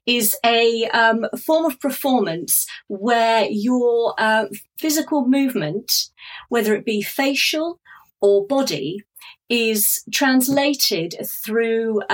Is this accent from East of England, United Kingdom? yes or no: yes; Norfolk, East of England, United Kingdom; I grew up in Norfolk in the United Kingdom